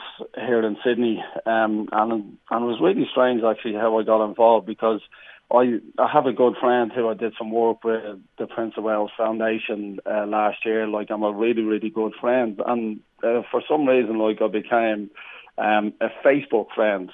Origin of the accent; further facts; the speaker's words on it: Ireland; around Ireland too, you know, because that's my hometown.